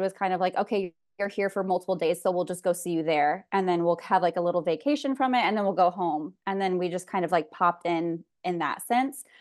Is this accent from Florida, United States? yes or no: no; California, United States; born and raised in California, mom of two.